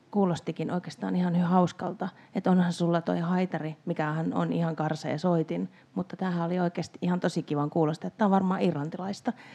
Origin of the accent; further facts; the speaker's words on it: Pirkkala, Pirkanmaa, Finland; tunsin olevani todella outo lintu Pirkkalassa, joka ainoana varmaan soitti kansanmusiikkia